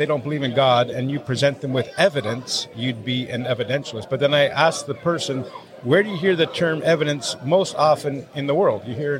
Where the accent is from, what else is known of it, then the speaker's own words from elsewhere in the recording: Canada; I've been all over the place. I spent last winter in Panama. I, of course, born and raised in Canada.